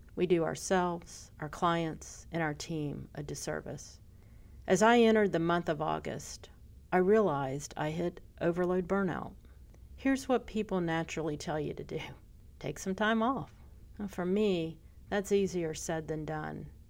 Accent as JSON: {"language": "English", "town": "Pensacola", "region": "Florida", "country": "United States", "tie": "born or raised there", "said": "my hometown."}